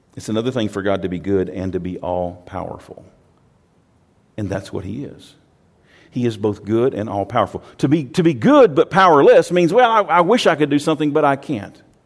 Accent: Texas, United States; I'm from Texas

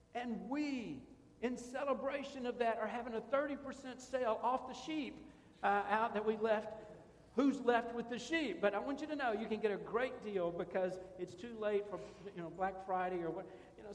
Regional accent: Ireland; Maybe it's because I'm Irish.

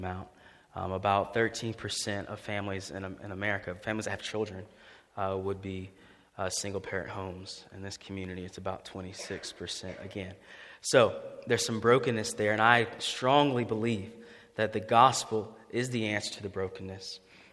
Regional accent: Greenville, United States; I grew up here in Greenville

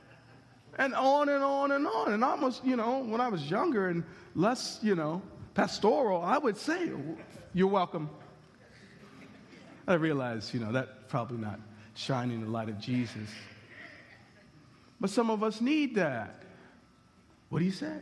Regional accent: United States

